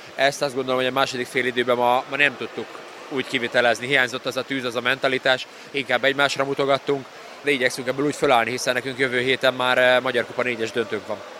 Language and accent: Hungarian; Hungary; magyar emberként azért, eh, meg magyarként